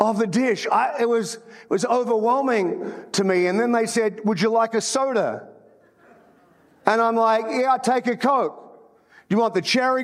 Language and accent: English; Australia; moved away as an adult; also born or lived in New Zealand; now in United States; I'm an Australian, but I went to New Zealand to plant a church.